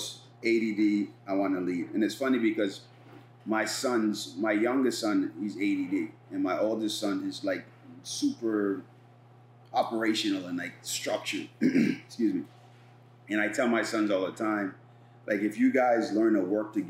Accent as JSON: {"language": "English", "country": "Bahamas", "moved": "yes", "said": "I'm an immigrant from the Bahamas, my first job here, I was a dishwasher."}